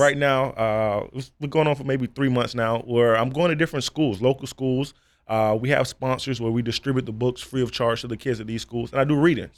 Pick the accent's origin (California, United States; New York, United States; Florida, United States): Florida, United States; South; growing up in South Florida